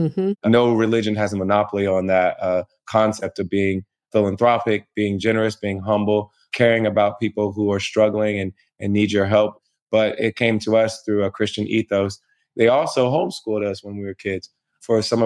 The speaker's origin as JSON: {"language": "English", "town": "Springfield", "region": "Ohio", "country": "United States", "tie": "born or raised there", "said": "I grew up in Springfield, Ohio, a small city between Dayton and Columbus on I-70"}